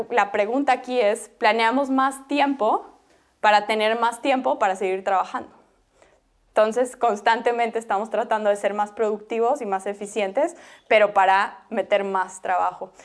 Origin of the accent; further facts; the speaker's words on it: Bolivia; yo soy boliviana